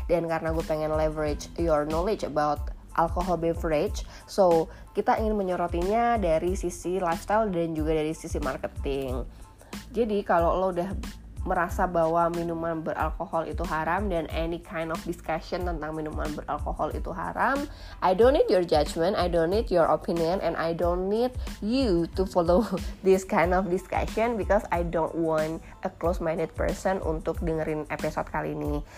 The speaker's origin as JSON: {"language": "Indonesian", "town": "Semarang", "region": "Central Java", "country": "Indonesia", "said": "yang kedua sebagai orang Semarang mungkin gue bisa proud ya bahwa minuman"}